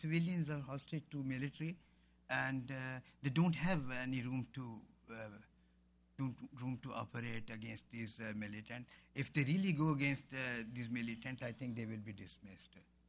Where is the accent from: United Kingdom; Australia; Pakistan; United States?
Pakistan; as Pakistani individuals or people of Pakistani origin